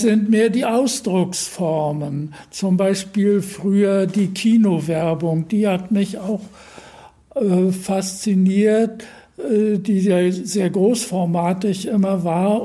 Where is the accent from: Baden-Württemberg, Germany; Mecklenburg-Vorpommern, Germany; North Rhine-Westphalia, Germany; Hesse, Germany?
Mecklenburg-Vorpommern, Germany; Usedom; also born or lived in Berlin; Dann sind wir durch äh, zu Beginn des Krieges aus Berlin quasi geflüchtet an die Ostsee äh, auf die Insel Usedom